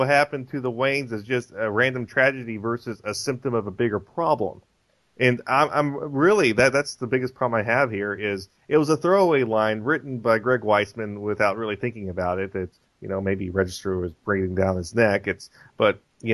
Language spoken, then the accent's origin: English; Chicago, Illinois, United States; as a Chicagoan, I can understand how you're just thinking, oh, this is like any other city.